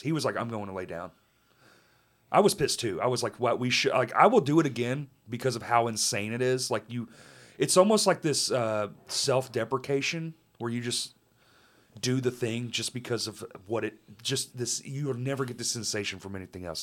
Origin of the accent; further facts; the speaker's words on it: Texas, United States; I'm from there